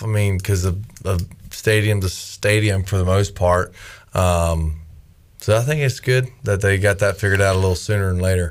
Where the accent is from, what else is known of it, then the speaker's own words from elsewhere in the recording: Winston-Salem, North Carolina, United States; moved away; Winston-Salem, my hometown, Winston-Salem